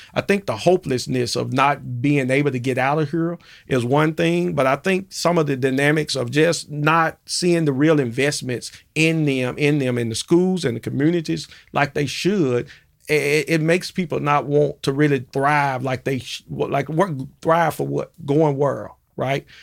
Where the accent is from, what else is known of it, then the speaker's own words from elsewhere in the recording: Memphis, Tennessee, United States; born and raised in Memphis and grew up in the Dixon Home projects, uh, projects over in North Memphis